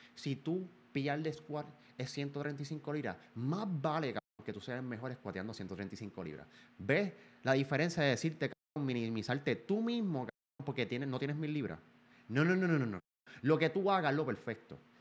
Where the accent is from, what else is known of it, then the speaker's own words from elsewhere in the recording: Puerto Rico; Yo soy un boricua.